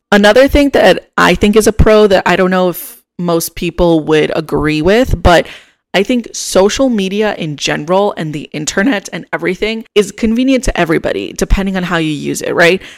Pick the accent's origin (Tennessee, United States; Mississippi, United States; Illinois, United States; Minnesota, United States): Illinois, United States; Chicago; moved away as an adult; now in Austin, United States; I'm originally from Chicago